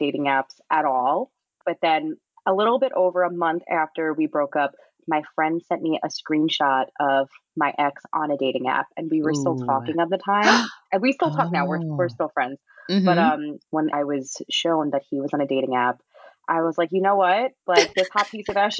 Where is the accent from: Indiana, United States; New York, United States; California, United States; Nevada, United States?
New York, United States; accent: New York